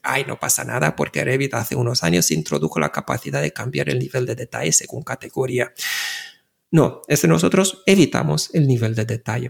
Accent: Bucharest, Romania; Spanish is a second language; now in Barcelona, Spain; yo nací en Bucarest

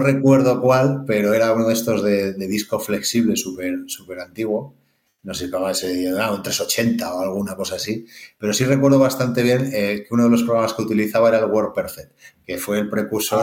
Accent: El Espinar, Castile and León, Spain; como soy segoviano del Espinar

